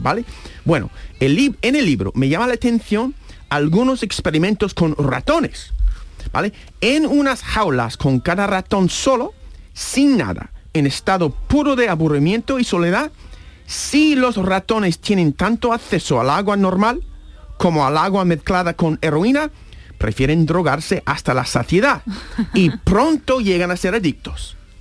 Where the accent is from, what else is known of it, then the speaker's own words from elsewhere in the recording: United States; Spanish is a second language; now in Spain; yo soy de Estados Unidos